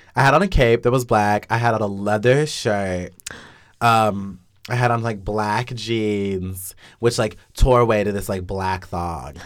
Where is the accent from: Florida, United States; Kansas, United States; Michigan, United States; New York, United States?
Kansas, United States; Wichita; also born or lived in Lawrence, Kansas; I'm from Wichita.